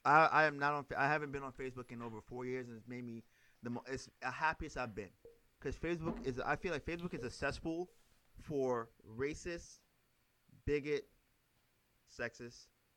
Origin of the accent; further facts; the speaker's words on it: New York City, New York, United States; also born or lived in Trinidad; growing up in Brooklyn, first growing up in Trinidad, growing up in Brooklyn